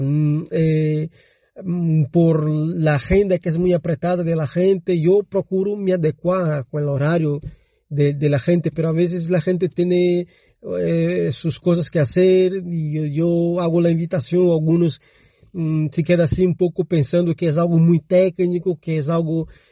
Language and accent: Spanish; Brazil; Spanish is a second language; moved away; yo soy brasileño